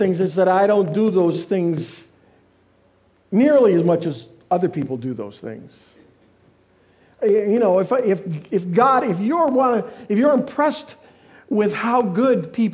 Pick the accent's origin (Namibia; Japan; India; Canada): Canada; now in United States; I'm a Canadian.